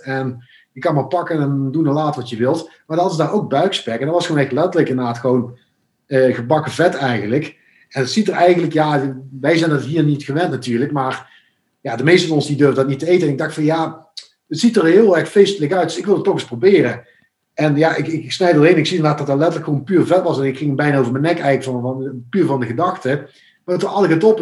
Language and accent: Dutch; Venlo, Limburg, Netherlands; moved away; ik kom oorspronkelijk uit Venlo, eh, Limburg